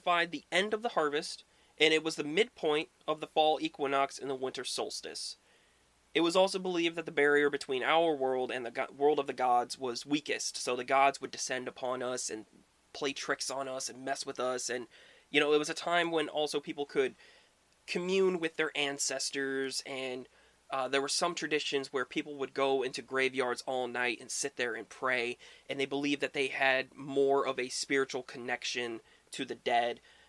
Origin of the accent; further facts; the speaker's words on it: Midwest, United States; where I grew up in the Midwest